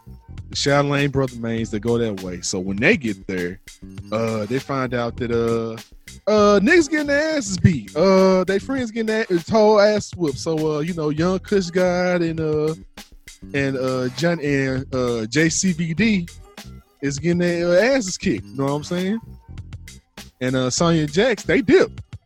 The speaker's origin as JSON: {"language": "English", "town": "St. Louis", "region": "Missouri", "country": "United States", "said": "I'm from St. Louis."}